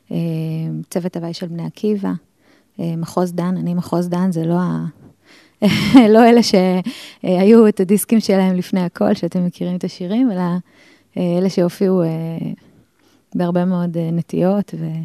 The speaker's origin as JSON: {"language": "Hebrew", "town": "Ramat Gan", "region": "Tel Aviv District", "country": "Israel", "tie": "born or raised there", "said": "טוב, אני ילדה רמתגנית, נולדתי ב-76, אז אני די מבוגרת כבר."}